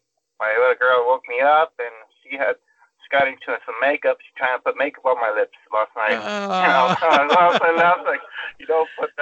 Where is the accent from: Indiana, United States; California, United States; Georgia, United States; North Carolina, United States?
California, United States; Norwalk; also born or lived in Whittier, California; I grew up in Norwalk, but now I'm in Whittier. So in Whittier, then I went to Santa Fe High School. I never moved out. Still in the same area. Last 37 years.